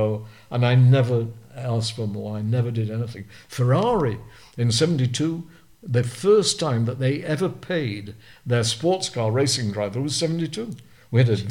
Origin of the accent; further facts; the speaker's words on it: Burnley, North West England, United Kingdom; Accrington was 7 miles from where I lived in Burnley